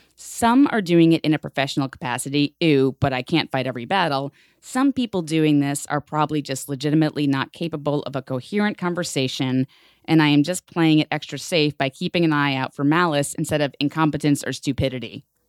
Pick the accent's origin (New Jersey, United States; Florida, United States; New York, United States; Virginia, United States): New York, United States; New York City; growing up in the Bronx in New York City public school